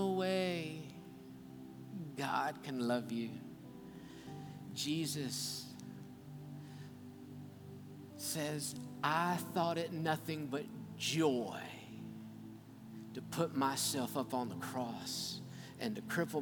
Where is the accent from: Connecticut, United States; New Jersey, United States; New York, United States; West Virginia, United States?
West Virginia, United States; Grantsville; little clinic that I was born in Grantsville in Calhoun County, West Virginia